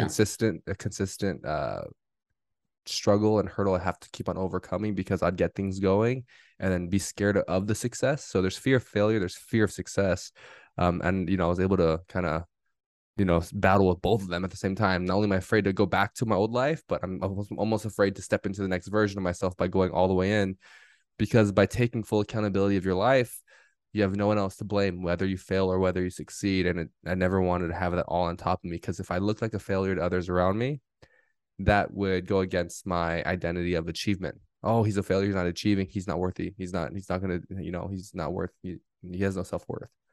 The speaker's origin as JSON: {"language": "English", "region": "Southern California", "country": "United States", "tie": "born or raised there", "said": "I grew up here in Southern California, my entire life"}